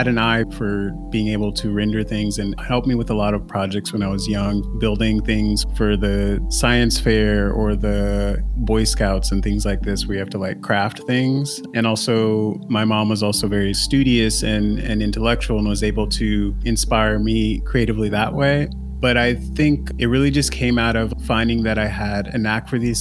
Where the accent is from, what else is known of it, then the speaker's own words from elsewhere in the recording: Pasadena, California, United States; I grew up in Pasadena, California